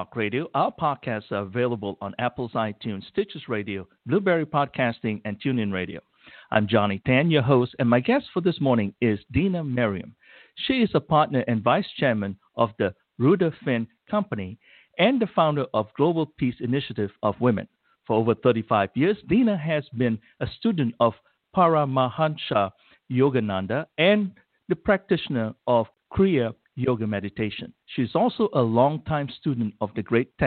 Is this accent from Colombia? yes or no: no; Malaysia; now in United States; I'm originally from Malaysia